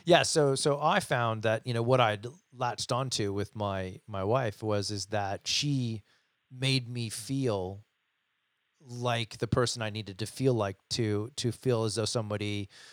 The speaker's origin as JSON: {"language": "English", "country": "United States", "said": "I'm American"}